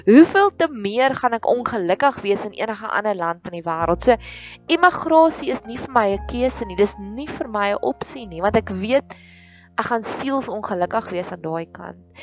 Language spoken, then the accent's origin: Afrikaans; South Africa; ons as Suid-Afrikaners